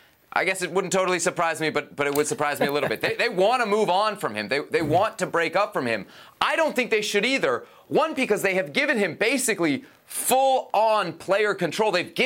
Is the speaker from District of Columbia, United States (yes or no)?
yes; Washington, District of Columbia, United States; my hometown of Washington, D.C.